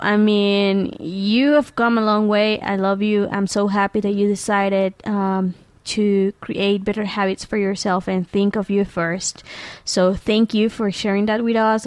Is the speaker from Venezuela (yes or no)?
yes; Venezuela; moved away; I come from Venezuela